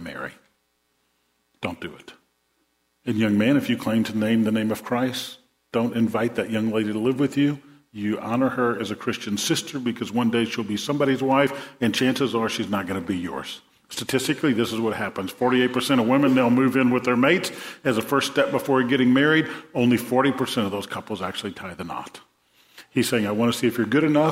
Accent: New Orleans, Louisiana, United States; When I was a kid growing up in New Orleans

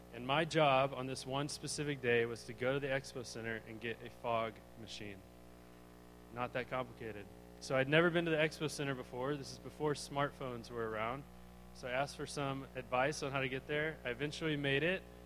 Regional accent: Arlington, Texas, United States; I grew up, yeah, in Arlington, Texas

